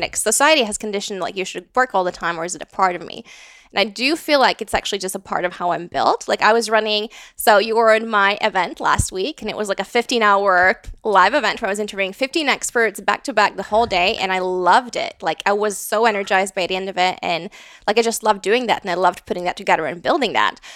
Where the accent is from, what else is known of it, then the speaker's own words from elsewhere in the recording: Latvia; moved away as an adult; also born or lived in London, United Kingdom / Riga, Latvia; now in Austin, United States; I grew up in Latvia. I moved to the U K, um, for university